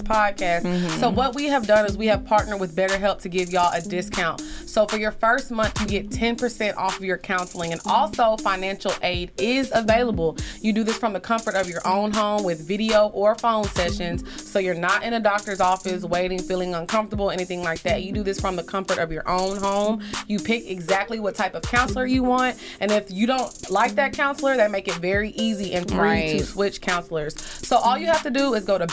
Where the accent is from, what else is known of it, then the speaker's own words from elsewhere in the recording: Orange, Texas, United States; we grew up in Orange together